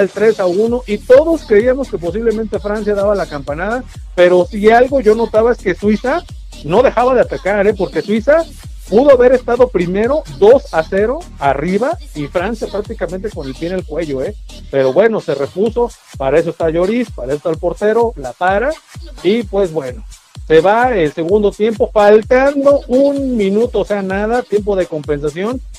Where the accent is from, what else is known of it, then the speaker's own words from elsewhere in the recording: Mexico; somos mexicanos